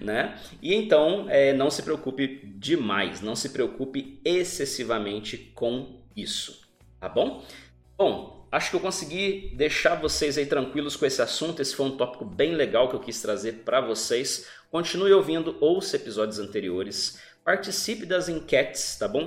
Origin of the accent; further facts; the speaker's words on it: Brazil; Nós somos do Brasil